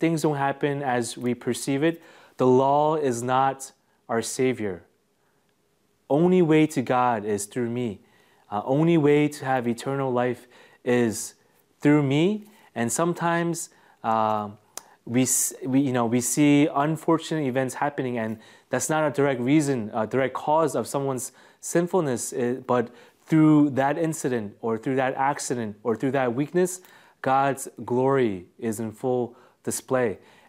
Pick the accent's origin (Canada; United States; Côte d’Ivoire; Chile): Côte d’Ivoire; because I grew up in Africa, and because my parents were missionaries in the Ivory Coast